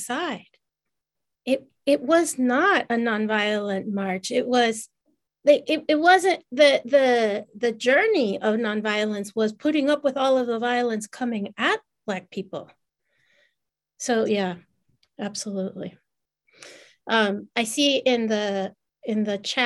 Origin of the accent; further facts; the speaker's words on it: Mexico; moved away; grew up in Mexico